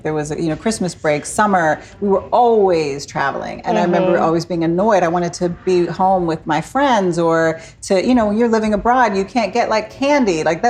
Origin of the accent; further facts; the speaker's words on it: Maryland, United States; also born or lived in Somalia; So I'm originally from Maryland. Uh-huh. That's where I grew up, right outside of D.C.